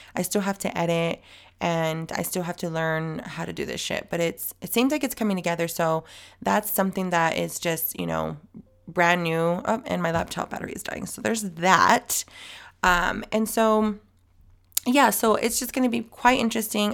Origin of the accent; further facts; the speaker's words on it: El Centro, California, United States; now in San Diego, United States; I was born in El Centro